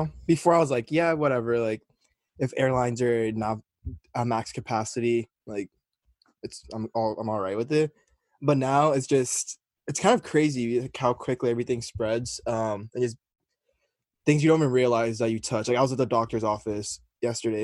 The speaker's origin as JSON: {"language": "English", "region": "Florida", "country": "United States", "moved": "as an adult", "said": "I was from Florida"}